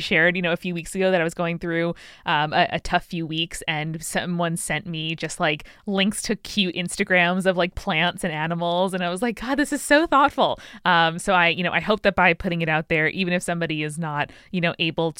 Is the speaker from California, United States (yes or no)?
no; New York, United States; I, you know, I'm from New York. I got a degree in English.